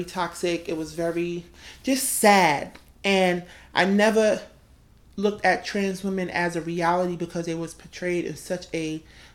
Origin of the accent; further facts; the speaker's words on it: New York City, New York, United States; also born or lived in Brooklyn, New York; I was born in Queens, New York, to a mother and a father.